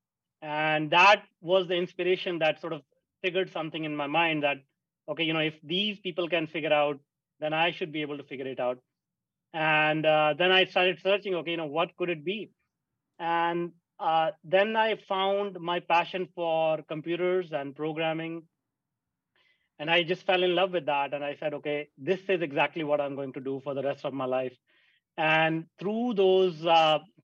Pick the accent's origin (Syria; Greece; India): India; moved away; I grew up in India, a small town in India